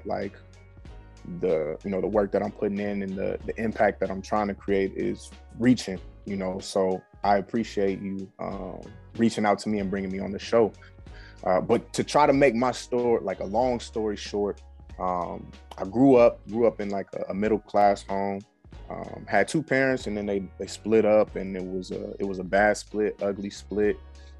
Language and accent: English; Omaha, Nebraska, United States; I'm from Omaha